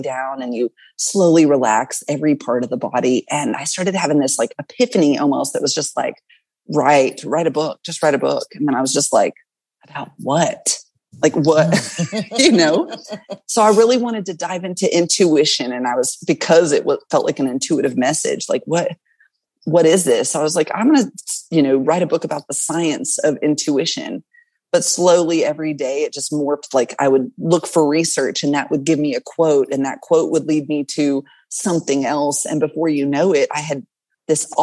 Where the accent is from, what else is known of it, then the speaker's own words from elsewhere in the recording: the South, Southern United States, United States; accent: Southern; I hear my Southern accent coming out